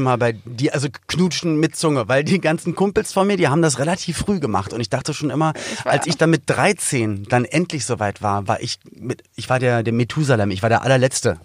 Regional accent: Berlin, Germany; komm aus Berlin-Spandau

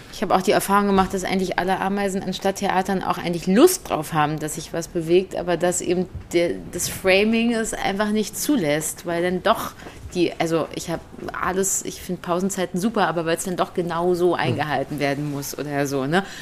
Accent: Berlin, Germany; jetzt komme ich aus Berlin

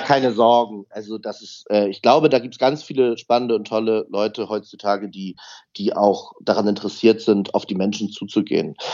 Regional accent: Hamburg, Germany; ich bin ja aus Hamburg, ähm, habe dann äh, erst meinen ersten Unterricht in Hamburg und in Lübeck dann als Jungstudent gehabt

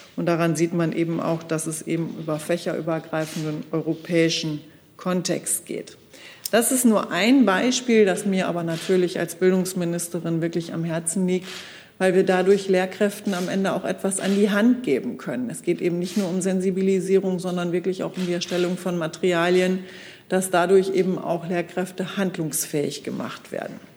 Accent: Germany; ich bin groß geworden in dem Selbstverständnis, dass in unserem Land

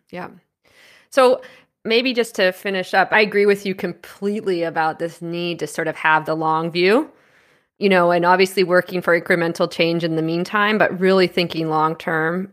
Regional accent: Canada; moved away as an adult; also born or lived in United States; I'm a U S citizen. I grew up in Canada. I lived in the U S for quite some time, and now I'm back in Canada

